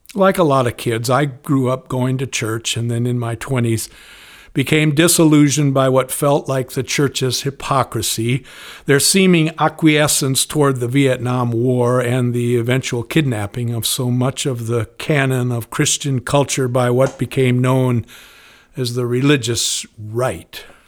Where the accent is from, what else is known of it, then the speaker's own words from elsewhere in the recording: Spokane, Washington, United States; Growing up in Spokane in the nineteen fifties, I'd learned to hunt, to wave the flag, and to pray